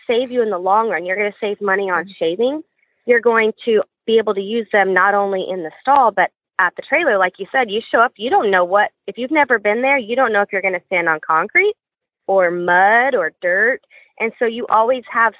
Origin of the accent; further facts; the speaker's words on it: West Texas, United States; now in Central Texas, United States; I'm originally from West Texas